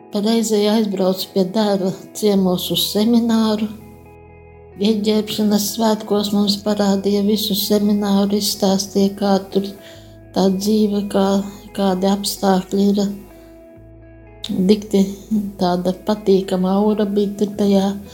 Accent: Jaungulbene, Gulbene Municipality, Latvia; Es nāku no Gulbenes rajona, Jaungulbenes ciema. Piedzimu sīkražotāju ģimenē

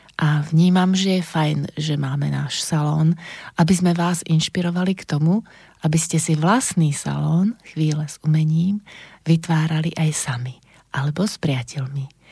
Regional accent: Banská Bystrica, Banská Bystrica Region, Slovakia; Narodila som sa v roku 1963 v Banskej Bystrici a to bolo Československo

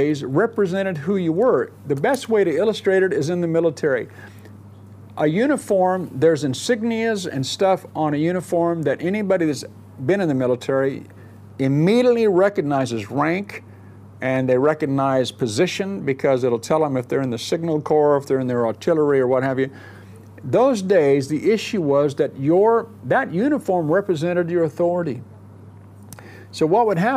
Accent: Southern California, United States; moved away; I grew up in Southern California

